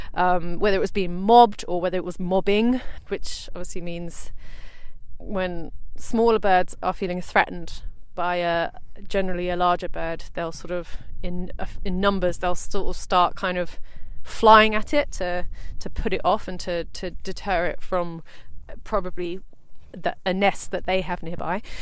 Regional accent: South East England, United Kingdom; I'm from the uh, the south coast and I live in Brighton

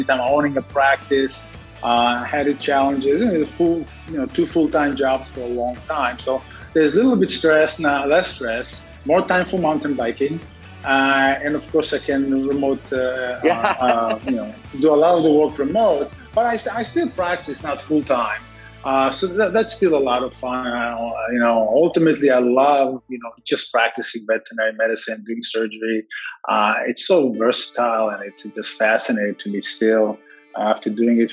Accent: Israel; moved away; As a kid, I grew up in Israel

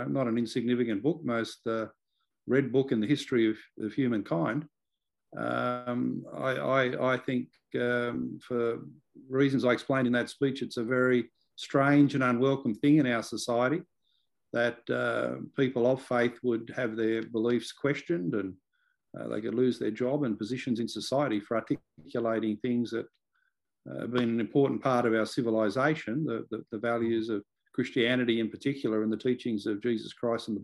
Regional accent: Liverpool, New South Wales, Australia; I grew up in Liverpool, which has been one of these LGAs of concern

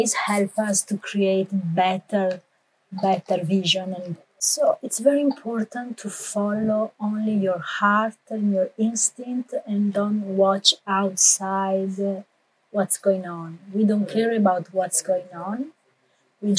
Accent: Italy; English is a second language; now in United States; I'm an American citizen, but I was raised and born in Italy.

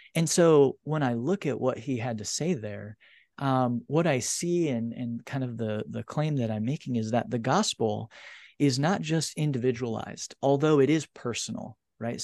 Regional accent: Indiana, United States; a small community in Indiana, a farming community, um, and being raised in the faith

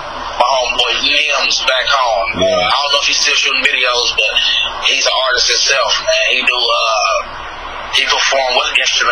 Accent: Midwest, United States; Even though I'm from the Midwest, but they kind of call us like Southern Midwest.

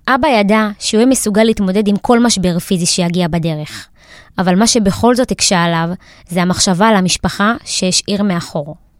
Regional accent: Beersheba, Southern District, Israel; אני בת 28 מבאר שבע

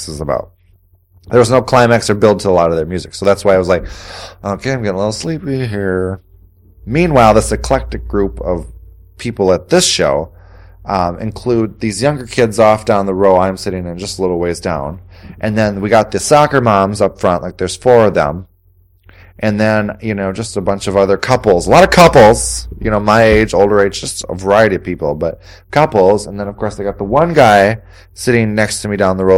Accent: Wausau, Wisconsin, United States; moved away as an adult; also born or lived in Appleton, Wisconsin; I'm originally from Wausau. I graduated from the area high school

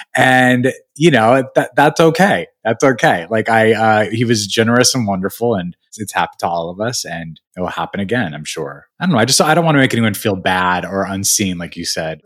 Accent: Albuquerque, New Mexico, United States; moved away; also born or lived in Missoula, Montana; I was born in Missoula, but then raised in Albuquerque. So I, we, I moved at okay. the age of one to Albuquerque, or we moved around a little bit, but I was basically raised in Albuquerque

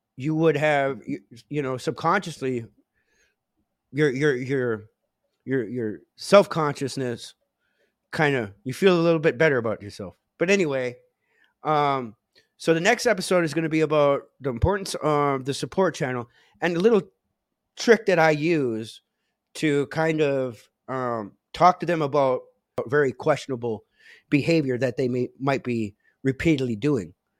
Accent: Menominee Indian Tribe of Wisconsin, United States; I come from the Menominee Indian tribe of Wisconsin.

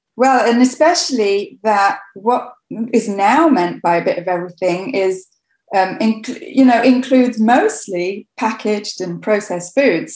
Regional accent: Coventry, West Midlands, United Kingdom; I grew up in Coventry in England

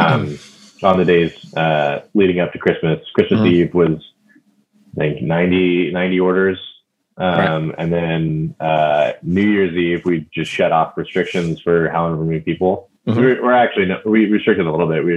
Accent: Fresno, California, United States; my hometown in Fresno

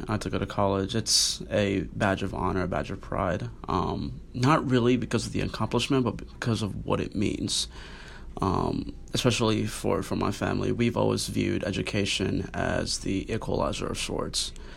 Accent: Nairobi, Kenya; also born or lived in Arlington, Texas; now in Notre Dame, United States; I grew up in uh, Nairobi, Kenya

